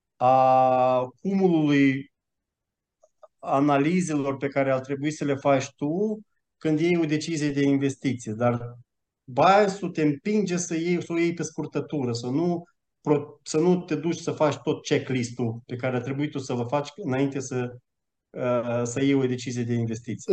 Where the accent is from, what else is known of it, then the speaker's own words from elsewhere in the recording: Romania; moved away as an adult; also born or lived in Malta; now in Switzerland; am plecat din România în 2016, am mutat în Malta, după care în Elveția